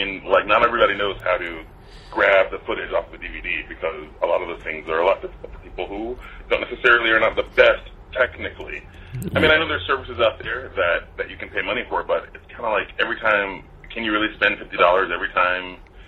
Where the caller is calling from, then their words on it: Los Angeles, California, United States; I'm calling from Hollywood, USA.